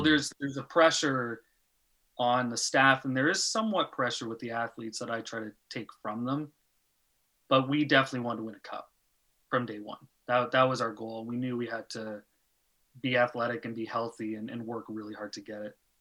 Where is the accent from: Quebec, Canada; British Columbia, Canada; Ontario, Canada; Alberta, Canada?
Ontario, Canada; Pickering; moved away as an adult; now in Denmark